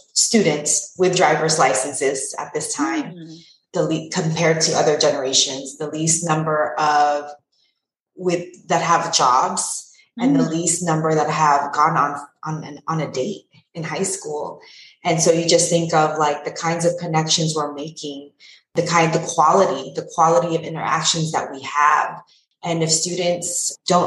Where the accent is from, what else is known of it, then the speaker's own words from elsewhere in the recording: Pasadena, California, United States; also born or lived in London / Pomona; my own education, growing up in Pasadena